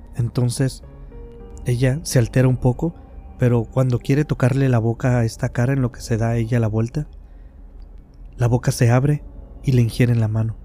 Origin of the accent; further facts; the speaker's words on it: Mexico; aquí en mi país, México